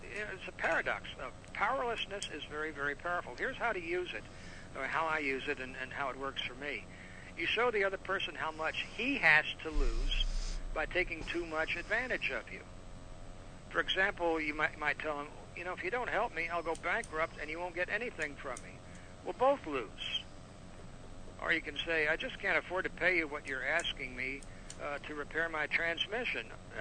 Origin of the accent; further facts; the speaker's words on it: Laredo, Texas, United States; I was born and raised in the Mexican border, Laredo, Texas